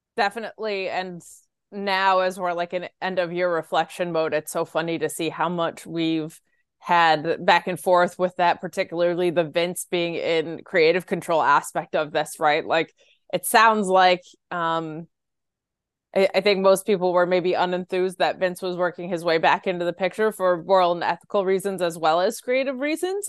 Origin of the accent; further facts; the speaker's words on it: Binghamton, New York, United States; moved away as an adult; it's in my hometown, actually, where I grew up.